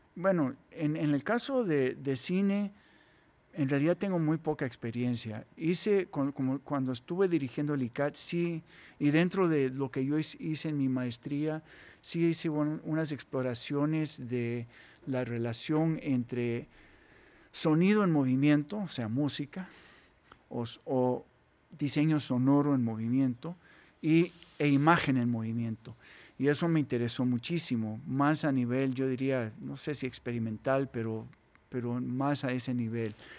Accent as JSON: {"language": "Spanish", "country": "Costa Rica", "said": "somos ticos"}